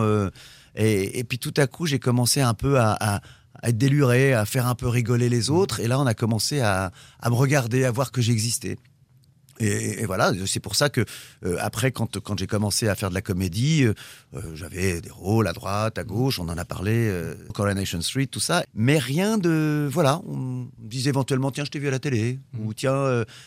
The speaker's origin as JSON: {"language": "French", "region": "Normandy", "country": "France", "said": "je suis normand"}